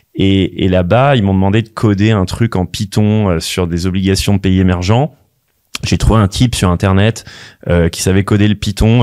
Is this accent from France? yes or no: yes; Paris, Île-de-France, France; also born or lived in London; je, je, viens quand même de Paris, j'ai fait HEC